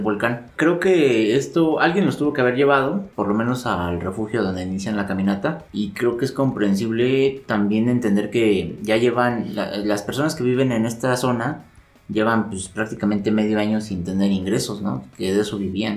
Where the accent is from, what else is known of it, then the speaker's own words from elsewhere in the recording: Mexico City, Mexico; nosotros como, como chilangos sí tenemos cierto privilegio de vivir en, la, en esta, a esta altura